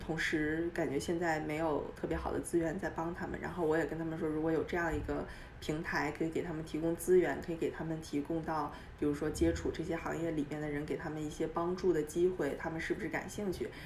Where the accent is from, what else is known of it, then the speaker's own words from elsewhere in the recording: Dalian, Liaoning, China; moved away as an adult; also born or lived in Beijing; now in United States; 我是在中国长大的，我，我家乡是大连，然后嗯。，呃，我去北京，在北大读的本科，读了四年，读的是经济和金融